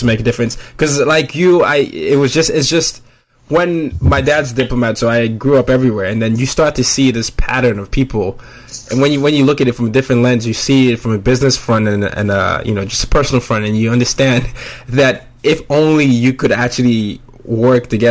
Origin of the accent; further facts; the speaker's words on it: Nigeria; I'm from Nigeria, several tribes